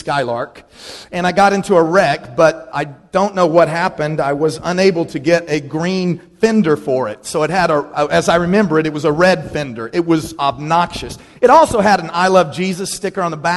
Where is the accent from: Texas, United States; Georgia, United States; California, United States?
Texas, United States; Dallas; When I grew up in Dallas, Texas, I was by no means poor, but I did go to a high school there that was all about status.